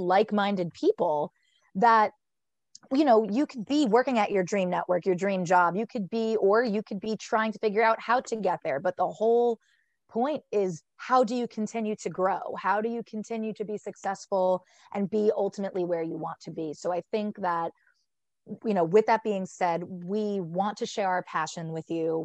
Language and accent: English; Fairfield, New Jersey, United States; I am from Fairfield, New Jersey. I went to West Essex High School